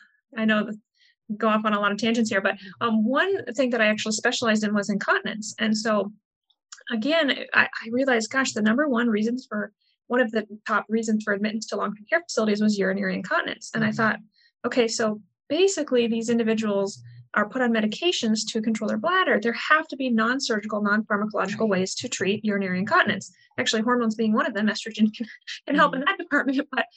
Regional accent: Midwest, United States; born or raised there

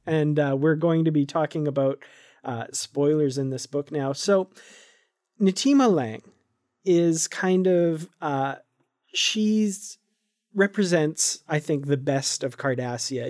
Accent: Canada; I'm from Canada

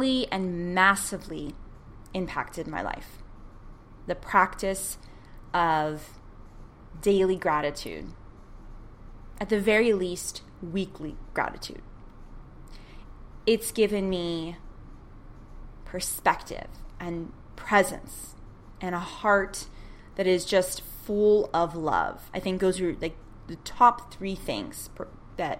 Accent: United States; as an American

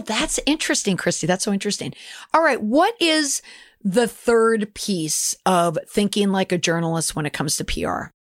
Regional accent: Minneapolis, Minnesota, United States; I am from the Twin Cities

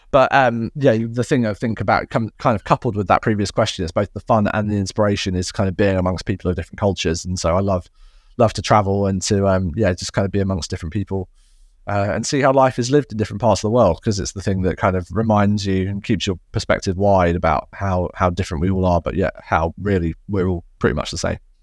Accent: United Kingdom; now in Surrey, United Kingdom; being a Brit

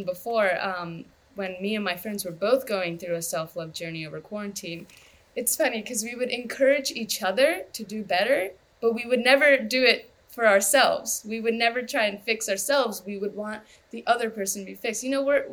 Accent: United States; My parents are immigrants, of course, and I grew up in America

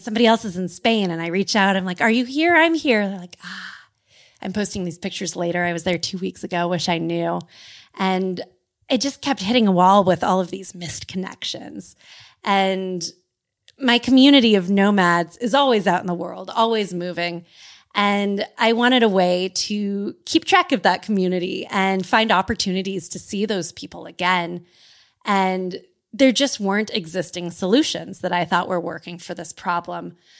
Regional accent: California, United States; as a Californian

